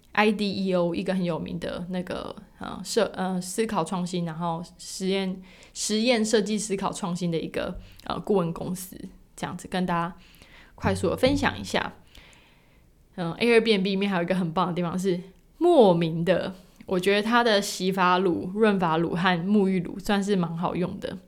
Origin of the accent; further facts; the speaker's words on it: Taiwan; 特别如果你身为台湾人